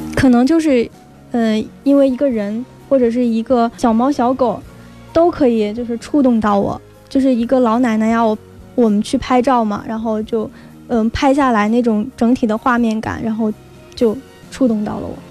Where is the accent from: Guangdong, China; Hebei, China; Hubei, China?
Hebei, China; Tangshan; moved away as an adult; now in Wuhan, China; 我是来自河北唐山的，但是现在在 武汉上大学的一个大学生